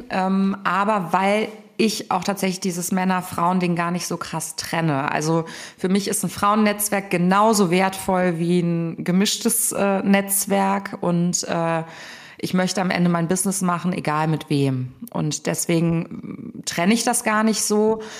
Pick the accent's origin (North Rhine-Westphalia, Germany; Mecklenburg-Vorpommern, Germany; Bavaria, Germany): North Rhine-Westphalia, Germany; Cologne; Also ich bin ja Kölnerin, von daher war für mich klar, dass ich in der Region bleibe und äh, auch nicht aus Köln rausgehe.